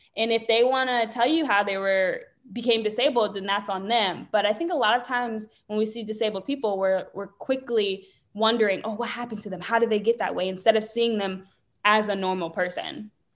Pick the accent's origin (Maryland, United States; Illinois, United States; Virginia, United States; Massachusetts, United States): Virginia, United States; Richmond; also born or lived in Bronx, New York; I was born in New York, Bronx, New York. My parents moved here when I was three to Richmond, Virginia